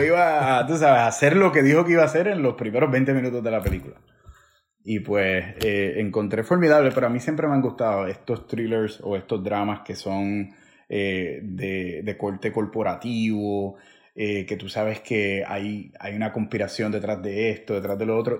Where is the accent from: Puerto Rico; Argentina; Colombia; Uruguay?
Puerto Rico; Villalba; como decimos en Puerto Rico, como decimos en, decía en mi pueblo Villalba